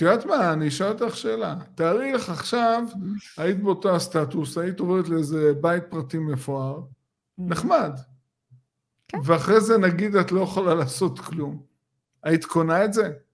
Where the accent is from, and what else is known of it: Israel